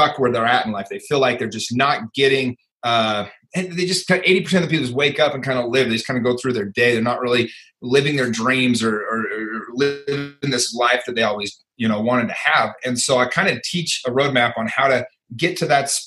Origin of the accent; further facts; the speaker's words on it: Salt Lake City, Utah, United States; I grew up in Salt Lake City, Utah.